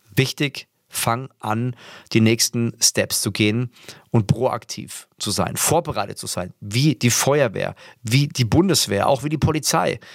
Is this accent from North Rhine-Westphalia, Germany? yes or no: no; Würzburg, Bavaria, Germany; ich komme ja aus Würzburg